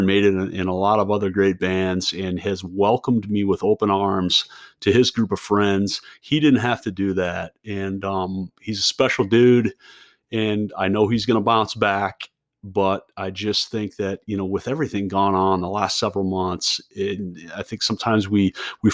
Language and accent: English; Emery, South Dakota, United States; born or raised there; now in Philadelphia, United States